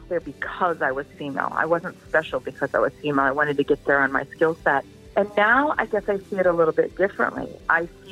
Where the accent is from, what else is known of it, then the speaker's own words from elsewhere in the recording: Pacific Northwest, United States; moved away; I'm growing up in the Pacific Northwest, certainly was raised as you can do anything